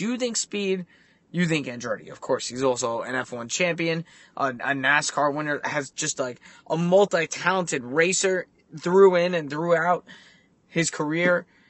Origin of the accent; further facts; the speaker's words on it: United States; as an American